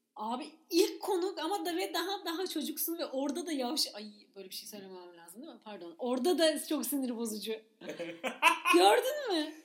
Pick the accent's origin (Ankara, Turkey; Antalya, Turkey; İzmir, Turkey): İzmir, Turkey; ben de İzmir'de büyüdüm